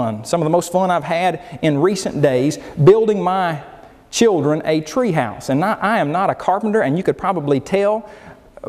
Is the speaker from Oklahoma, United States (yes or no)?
yes; Oklahoma, United States; I grew up in Oklahoma